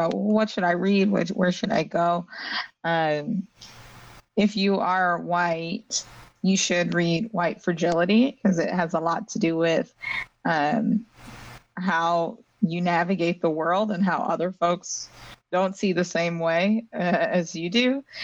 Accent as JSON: {"language": "English", "region": "California", "country": "United States", "tie": "born or raised there", "also_born_or_lived": "Dominican Republic", "moved": "yes", "lives_now": "Philadelphia, United States", "said": "Living in Philadelphia, I grew up in California"}